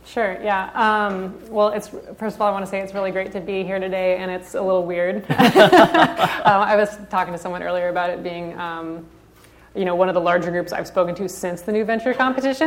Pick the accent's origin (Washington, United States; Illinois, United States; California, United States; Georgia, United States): California, United States; Santa Barbara; also born or lived in Nashville, Tennessee; I was born and raised in Santa Barbara